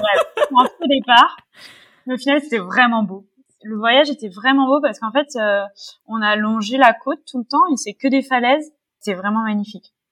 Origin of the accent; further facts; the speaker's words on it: Paris, Île-de-France, France; je suis parisienne. J'habite à Paris depuis toujours